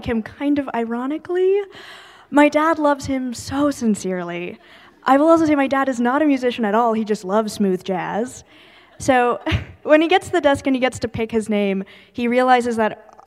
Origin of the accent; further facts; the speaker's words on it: California, United States; I was born in California and we grew up there